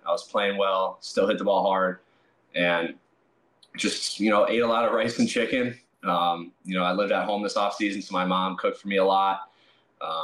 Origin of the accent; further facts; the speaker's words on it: Milwaukee, Wisconsin, United States; my hometown team, the Brewers